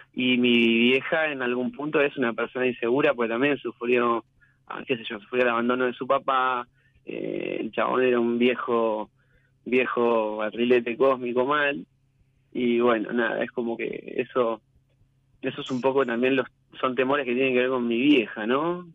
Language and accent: Spanish; Quilmes, Buenos Aires Province, Argentina; now in Lavallol, Argentina; Vivo en Lavallol, pero bueno, vivo en Lavallol, pero soy de Quilmes